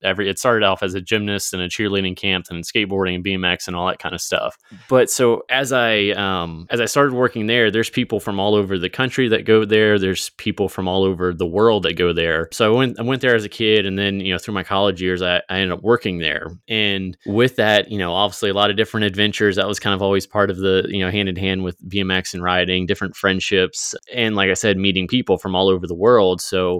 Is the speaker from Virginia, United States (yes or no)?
yes; Virginia, United States; now in Springfield, United States; So I grew up in Virginia, currently in Springfield, Missouri area right now.